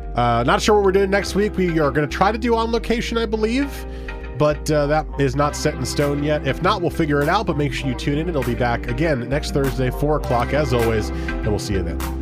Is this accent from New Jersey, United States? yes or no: yes; New Jersey, United States; we got married in New Jersey, which is where I'm from